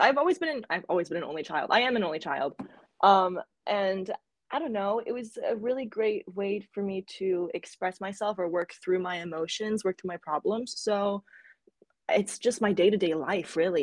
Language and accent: English; Florida, United States; I grew up in Florida when in elementary school